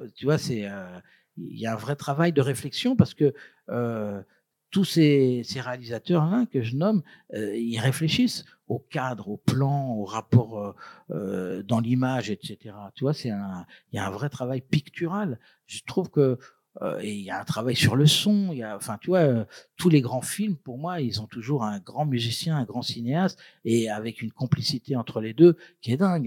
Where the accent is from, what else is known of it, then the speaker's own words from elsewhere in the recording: Brittany, France; je suis breton